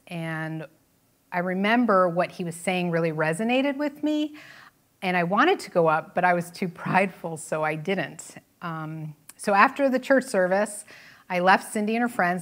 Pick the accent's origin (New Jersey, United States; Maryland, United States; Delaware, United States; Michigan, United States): New Jersey, United States; I was born and raised in New Jersey